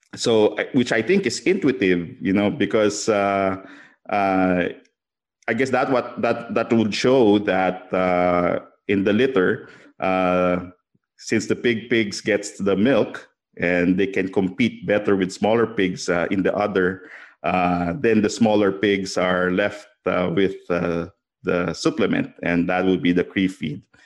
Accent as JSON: {"language": "English", "country": "Philippines", "said": "I'm from the Philippines, and, um, I grew up with a family that's in agriculture"}